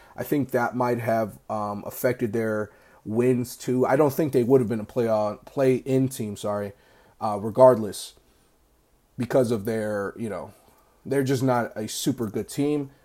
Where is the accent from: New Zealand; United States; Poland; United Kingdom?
United States; I grew up in America